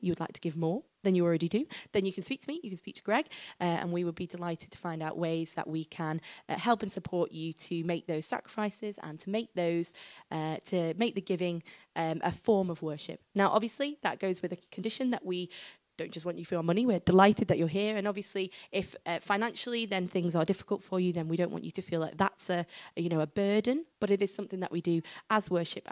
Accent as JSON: {"language": "English", "country": "United Kingdom", "said": "we are British"}